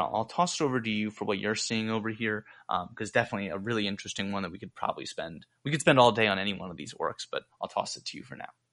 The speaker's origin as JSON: {"language": "English", "region": "Georgia", "country": "United States", "tie": "born or raised there", "said": "my home state of Georgia."}